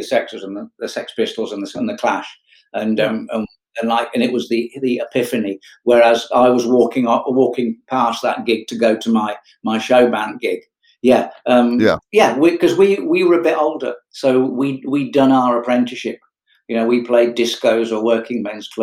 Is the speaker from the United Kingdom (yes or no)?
yes; Kettering, East Midlands, United Kingdom; I was brought up in Kettering, Northamptonshire, you know, tiny little East Midlands market town